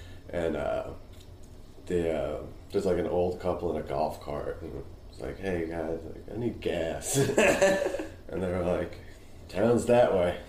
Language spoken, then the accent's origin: English; Northern Westchester, New York, United States; Northern Westchester, I guess, like right on the border of Putnam County.